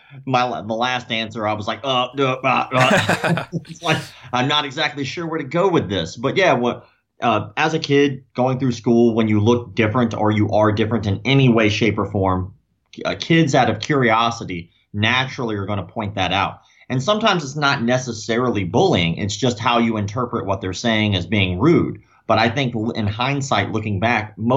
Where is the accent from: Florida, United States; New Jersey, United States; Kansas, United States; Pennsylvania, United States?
Florida, United States; I was born in Florida. You know, I'm still in the same city I was born in.